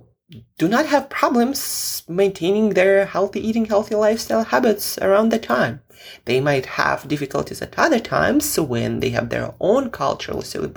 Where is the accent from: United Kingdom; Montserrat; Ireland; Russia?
Russia; moved away; I'm originally from Russia